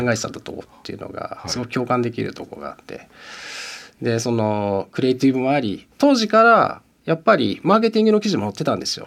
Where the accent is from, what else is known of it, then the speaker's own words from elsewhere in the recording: Musashino, Tokyo, Japan; 僕生まれも吉祥寺で今もずっと吉祥寺なんですよ